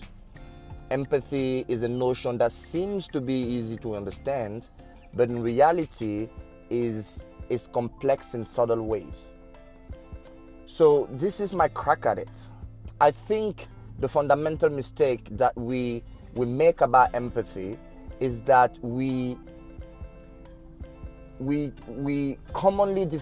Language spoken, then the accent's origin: English; Cameroon; I'm from Cameroon